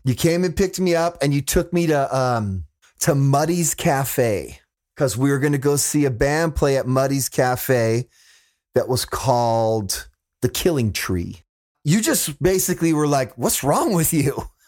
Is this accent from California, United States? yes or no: yes; Fresno, California, United States; my hometown of Fresno